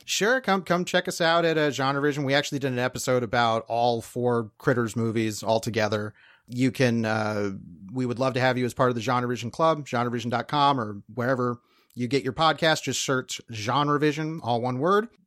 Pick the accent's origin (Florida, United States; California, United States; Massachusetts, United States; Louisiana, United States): Florida, United States; Fort Myers; waitress in Fort Myers, Florida. And as a kid, I was, that is my hometown